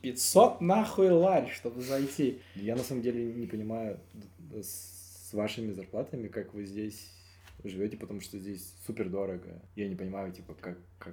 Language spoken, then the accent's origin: Russian; Siberia, Russia; я себя больше как сибиряк, типа, ощущаю.